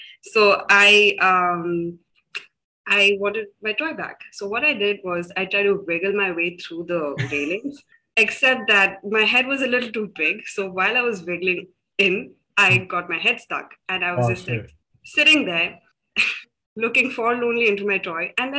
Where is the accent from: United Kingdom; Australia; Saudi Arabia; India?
India; South India; also born or lived in Delhi; I am from India. Now, I was born in Delhi, but then I've grown up in various cities along the south.